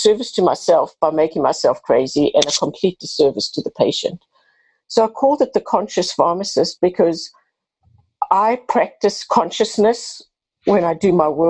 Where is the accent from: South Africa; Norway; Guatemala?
South Africa; moved away as an adult; now in United States; I have a bit of an accent. I'm originally from South Africa, been in the U.S. for 32 years